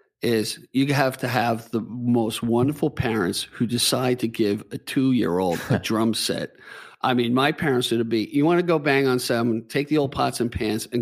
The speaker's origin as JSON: {"language": "English", "area": "Hicksville Road, near Plain Edge, Long Island", "region": "New York", "country": "United States", "tie": "born or raised there", "also_born_or_lived": "Bethpage, New York", "said": "I lived off Hicksville Road."}